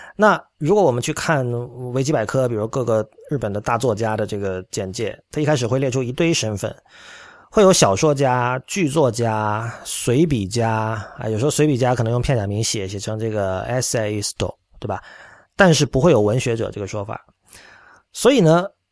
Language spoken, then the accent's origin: Chinese; China; 我觉得这件事情其实是包括我在内的很多中国人都并没有完全想好的